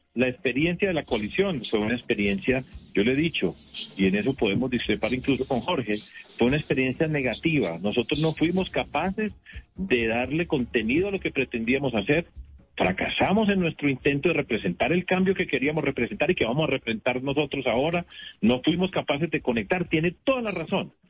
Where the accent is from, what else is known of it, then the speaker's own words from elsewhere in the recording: Medellín, Antioquia, Colombia; now in Bogotá, Colombia; Yo fui alcalde de mi ciudad, de mi tierra, en Medellín